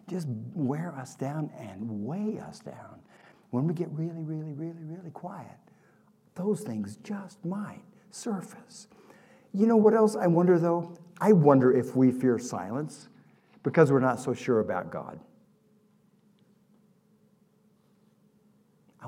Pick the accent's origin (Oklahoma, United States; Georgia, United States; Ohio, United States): Oklahoma, United States; I grew up in Oklahoma